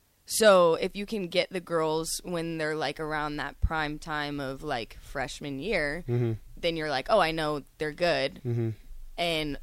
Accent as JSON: {"language": "English", "town": "Savannah", "region": "Georgia", "country": "United States", "moved": "as an adult", "lives_now": "Lincoln, United States", "said": "I'm from Savannah, Georgia. My first time ever coming to Lincoln, to Nebraska."}